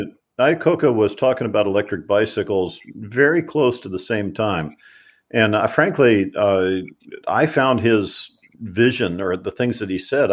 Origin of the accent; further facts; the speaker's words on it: Kentucky, United States; although I was a boy from Kentucky who had never traveled. I'd never been out of the country.